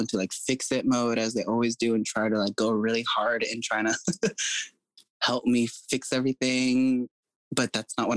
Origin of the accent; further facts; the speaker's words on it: California, United States; moved away as an adult; also born or lived in Seattle, Washington; I always like saying I was raised in California, but I grew up in Seattle